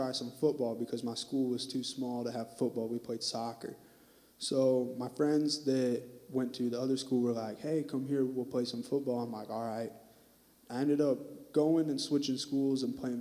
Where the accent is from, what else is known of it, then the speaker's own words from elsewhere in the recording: Fort Wayne, Indiana, United States; moved away as an adult; now in Terre Haute, United States; I'm from Fort Wayne, Indiana. And so that's up northeast, top corner where it's cold.